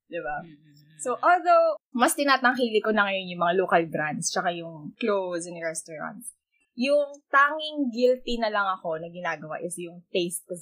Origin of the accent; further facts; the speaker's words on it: Philippines; Ngayon nasasabi kong proud Filipina ako, pero it wasn't always that way.